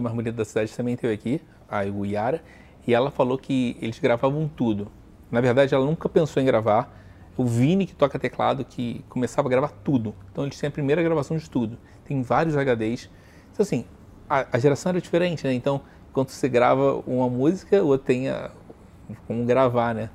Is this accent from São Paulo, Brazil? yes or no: no; Rio de Janeiro, Brazil; accent: carioca; moved away; Carioca, eu me mudei pra cá e aí eu acho que a única coisa que falo do carioca, hum. que ainda não perdeu, é o história do sotaque